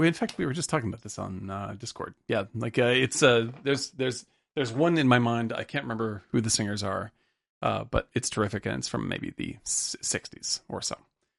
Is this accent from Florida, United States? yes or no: no; Cape Cod, Massachusetts, United States; I grew up on Cape Cod amongst very, very rich people. But our family was 0% rich.